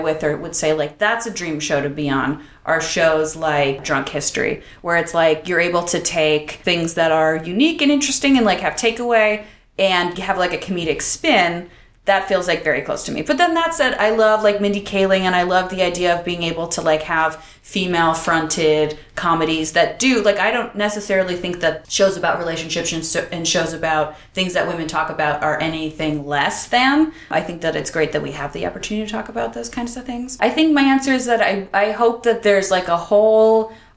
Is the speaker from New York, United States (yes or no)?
yes; Buffalo, New York, United States; now in Los Angeles, United States; I grew up in Buffalo.